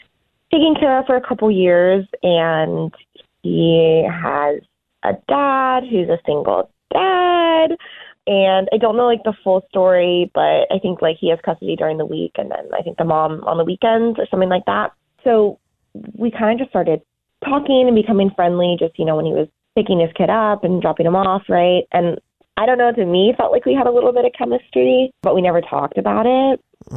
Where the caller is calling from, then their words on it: Pflugerville, Texas, United States; from Pflugerville, and unfortunately, I can't beat Booker.